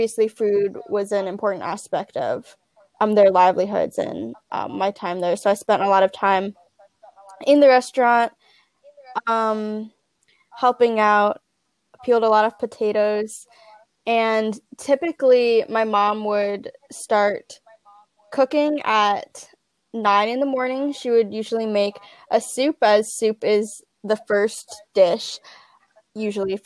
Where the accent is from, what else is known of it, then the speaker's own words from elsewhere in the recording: Northwest New Jersey, United States; also born or lived in Santa Ana, Ecuador; I'm from Northwest New Jersey